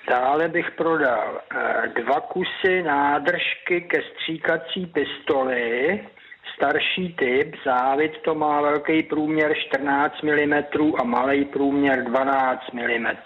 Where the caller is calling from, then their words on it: Pacov, Vysočina Region, Czechia; A to na telefonní číslo 773 19 22 57 a jsem z Pacova.